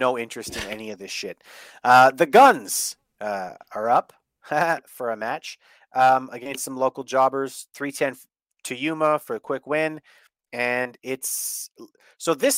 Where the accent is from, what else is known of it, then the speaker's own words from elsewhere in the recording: Canada; I'm from Canada